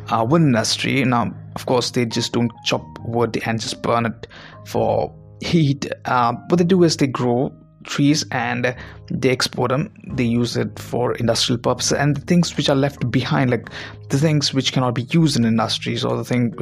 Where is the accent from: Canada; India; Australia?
India; Mumbai, Maharashtra; guy from Mumbai